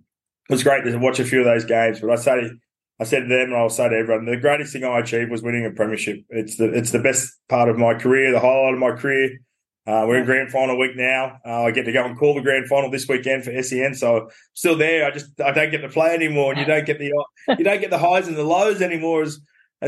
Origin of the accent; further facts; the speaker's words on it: Newcastle, New South Wales, Australia; when I grew up in Newcastle, it was a rugby league heartland